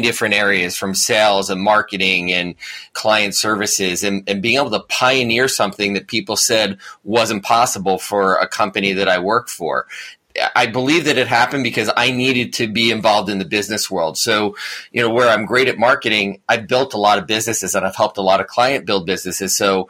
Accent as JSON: {"language": "English", "region": "New Jersey", "country": "United States", "accent": "New Jersey", "said": "Maybe I lost my New Jersey accent a little bit too much, so I didn't fit in New York City."}